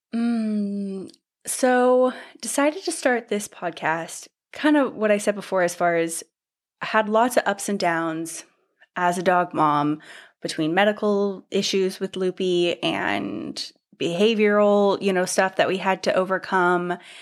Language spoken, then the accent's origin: English; Northern California, United States; moved away as an adult; also born or lived in Portland / Seattle / London; I grew up in Northern California